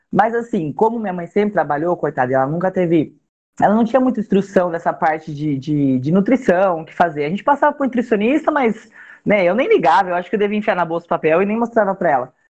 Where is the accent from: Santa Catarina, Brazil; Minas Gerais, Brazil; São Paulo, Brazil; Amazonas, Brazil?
São Paulo, Brazil; Cabreúva; eu sou do interior de São Paulo, sou de Cabreúva na minha, na minha infância eu morei numa fazenda